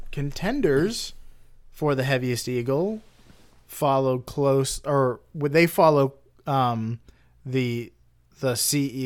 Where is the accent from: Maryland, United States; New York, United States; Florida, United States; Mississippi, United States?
Florida, United States; I'm like being from Florida, the, the whole the whole state is a canal